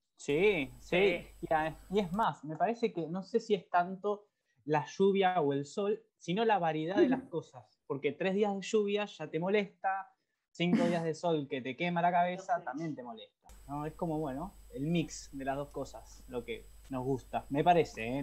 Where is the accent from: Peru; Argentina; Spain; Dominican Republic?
Argentina; La Plata, Buenos Aires Province; En La Plata, esta vez en La Plata, mi ciudad natal